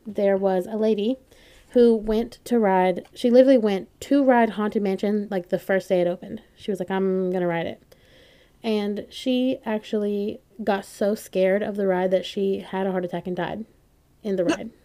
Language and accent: English; North Carolina, United States; I'm from North Carolina